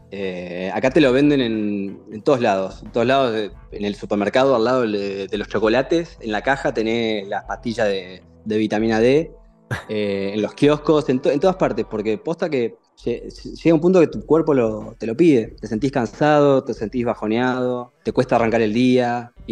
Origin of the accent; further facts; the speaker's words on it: Argentina; now in Denmark; me trajeron a varios de mis compañeros de Argentina. Así que no solamente somos varios argentinos, sino somos argentinos conocidos y amigos que, estamos todos viviendo acá